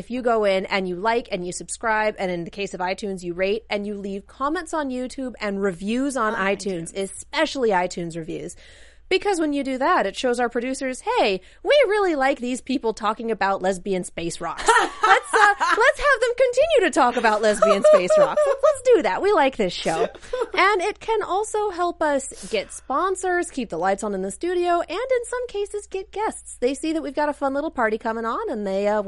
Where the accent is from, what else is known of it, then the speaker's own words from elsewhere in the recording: Colorado, United States; I'm from Colorado.